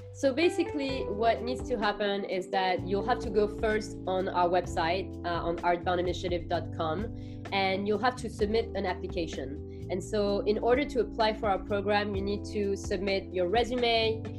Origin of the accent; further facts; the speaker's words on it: Paris, Île-de-France, France; moved away as an adult; now in New York, United States; I am originally from Paris, from France